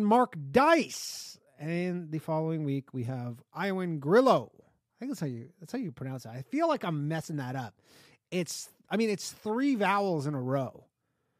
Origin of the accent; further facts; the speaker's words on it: Toronto area, Ontario, Canada; now in New York, United States; I say, I'm from Toronto, but I'm not actually from Toronto